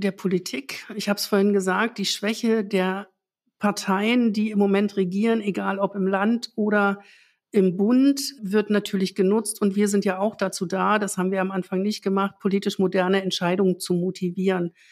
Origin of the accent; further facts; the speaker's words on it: East Germany, Germany; Ich bin selbst in der DDR aufgewachsen